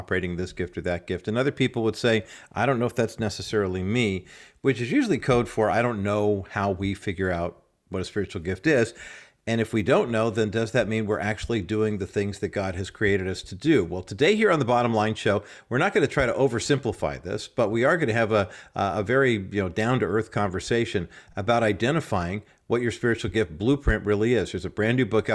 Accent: Orange County, California, United States; also born or lived in Whittier, California; I was born in Whittier, not too far from Compton, and then grew up in Orange County

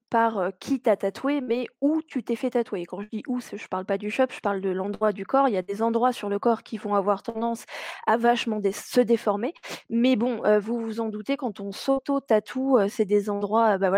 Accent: Paris, Île-de-France, France; moved away as an adult; now in Rouen, France; Je suis euh, une vraie Parisienne, hein. je suis née à Paris.

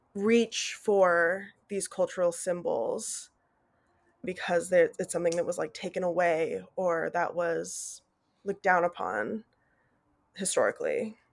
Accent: Fort Collins, Colorado, United States; moved away as an adult; now in Knoxville, United States; I grew up in Fort Collins, Colorado

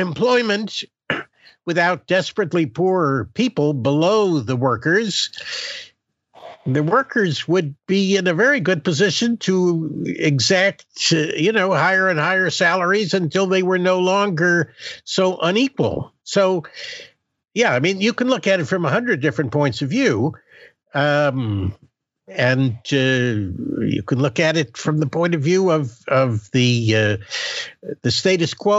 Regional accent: United States; I grew up in a bourgeois way, as an American middle class, or if you want to be mean about it, upper middle class person

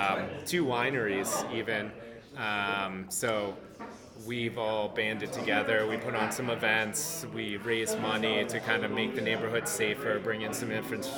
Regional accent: Pennsylvania, United States; moved away as an adult; also born or lived in Vermont; now in Colorado, United States; I went to college in Vermont and I grew up in Pennsylvania.

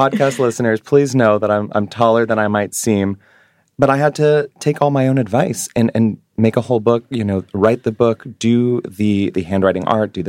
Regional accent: New York, United States; moved away; I've really pegged my identity to being a Jewish New Yorker.

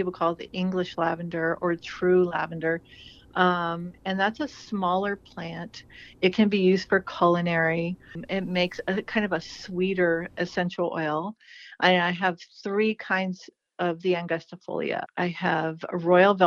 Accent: California desert, United States; moved away as an adult; also born or lived in San Diego; now in Willamette Valley, Oregon, United States; I grew up in the California desert

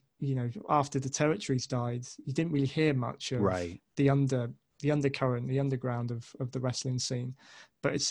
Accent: United Kingdom; as a Brit

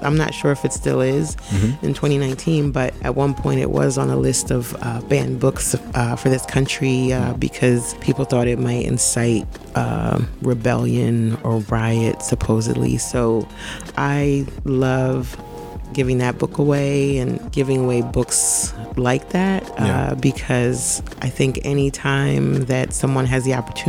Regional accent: Brooklyn, New York, United States; I'm from Brooklyn, the best borough, the best city in the world, on the planet. Born in Brooklyn, still live in Brooklyn now, live in Bedford-Stuyvesant.

